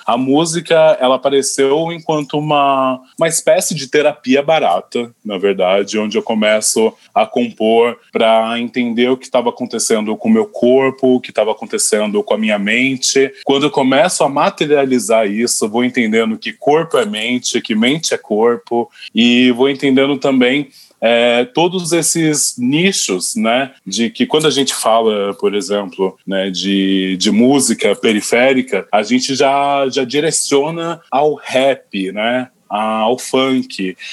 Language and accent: Portuguese; São Paulo, Brazil; eu sou muito caipira de quebrada